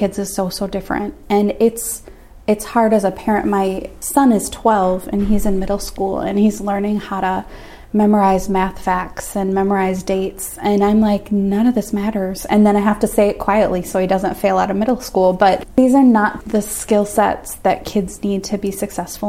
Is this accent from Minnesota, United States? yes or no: yes; Minnesota, United States; also born or lived in Washington, D.C.; I'm from Minnesota